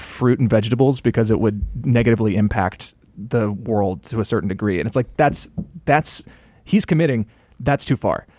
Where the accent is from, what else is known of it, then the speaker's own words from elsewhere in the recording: rural Georgia, United States; I grew up in, um, you know, rural, rural Georgia